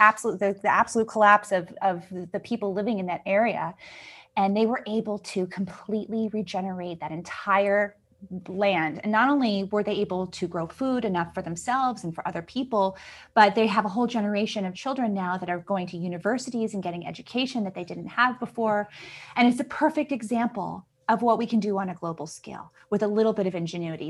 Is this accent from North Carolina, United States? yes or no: no; Ohio, United States; I was born in Ohio